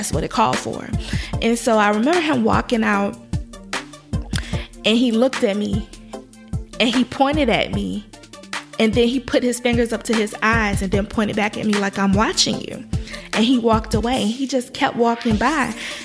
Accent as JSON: {"language": "English", "region": "Virginia", "country": "United States", "moved": "as an adult", "said": "I'm from Virginia"}